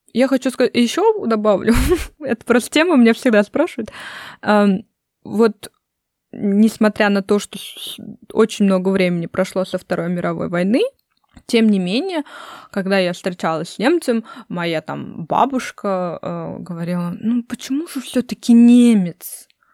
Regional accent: Russia; also born or lived in United States; я из России

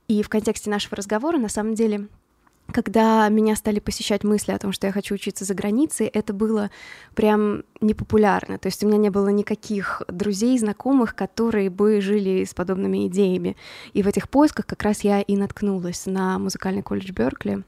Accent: Voronezh, Voronezh Oblast, Russia; born or raised there; moved away as an adult; also born or lived in Boston, United States; now in Los Angeles, United States

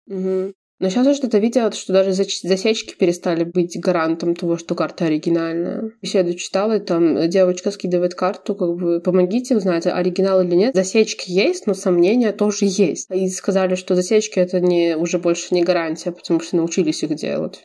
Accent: Belarus; я из Беларуси

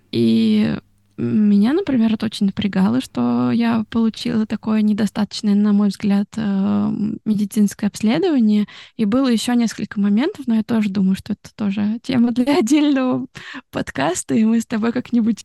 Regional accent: Russia; moved away as an adult; also born or lived in Italy; now in Tokyo, Japan; я из России

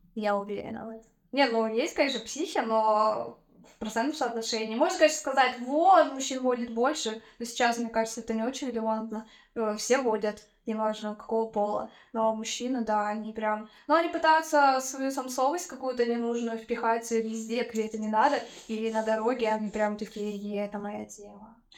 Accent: Tyumen, Tyumen Oblast, Russia; moved away; Я из Тюмени.

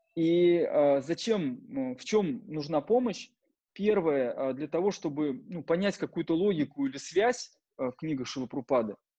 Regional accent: Penza, Penza Oblast, Russia; moved away as an adult; also born or lived in Moscow; в городе Пенза, в моем родном городе

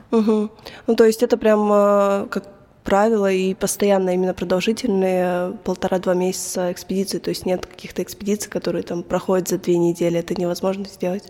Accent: Belgorod, Belgorod Oblast, Russia; я сама из Белгорода

